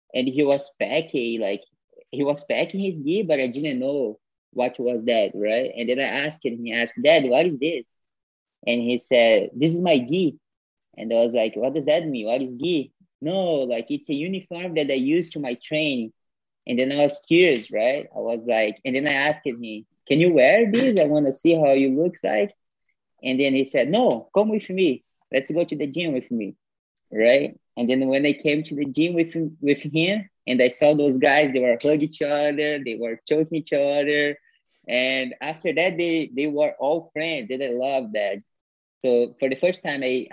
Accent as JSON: {"language": "English", "town": "Campo Grande", "region": "Mato Grosso do Sul", "country": "Brazil", "second_language": "English", "moved": "as an adult", "lives_now": "Canada", "said": "I'm from Campo Grande. Campo Grande is the name of my city, right?"}